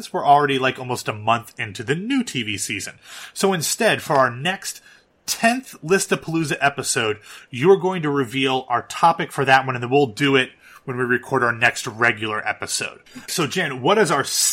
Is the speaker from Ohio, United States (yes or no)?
yes; Columbus, Ohio, United States; I'm an Ohio State diehard, born and raised in Columbus, went to Ohio State